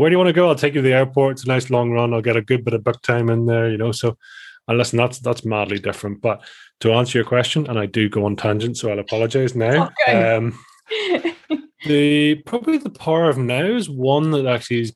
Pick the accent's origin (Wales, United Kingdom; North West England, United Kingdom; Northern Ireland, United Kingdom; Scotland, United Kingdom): Northern Ireland, United Kingdom; just outside of Belfast; I am from the little old Ireland of Ireland, Island of Ireland. So so from the north part of Ireland and just outside of Belfast